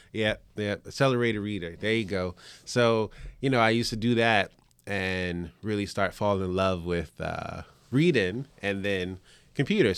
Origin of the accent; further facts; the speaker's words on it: Richmond, Virginia, United States; also born or lived in New York; I was born in New York, but I grew up, uh, in Richmond, Virginia